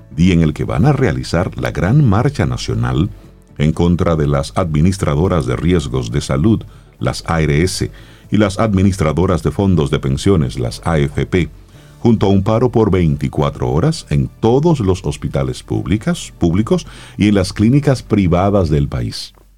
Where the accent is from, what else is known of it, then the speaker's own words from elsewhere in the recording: Dominican Republic; nosotros como dominicanos